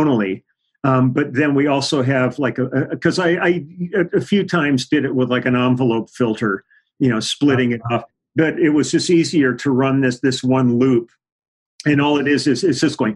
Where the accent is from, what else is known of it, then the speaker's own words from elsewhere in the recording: Los Angeles, California, United States; also born or lived in Milwaukee; I grew up in the Valley. I grew up in Van Nuys